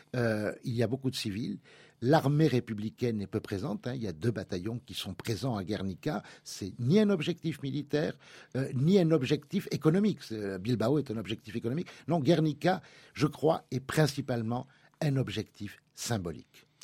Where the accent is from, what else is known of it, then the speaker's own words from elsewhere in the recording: France; lorsque l'on est français